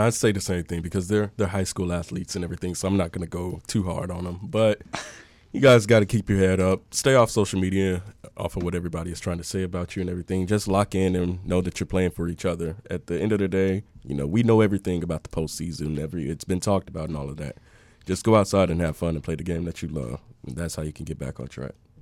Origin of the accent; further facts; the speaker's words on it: Dallas, Texas, United States; I'm from Dallas